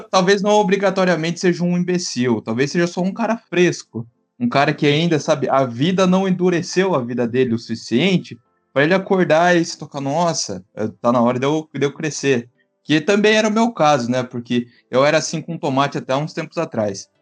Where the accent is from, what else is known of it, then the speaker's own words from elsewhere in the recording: São Paulo, Brazil; Eu sou paulista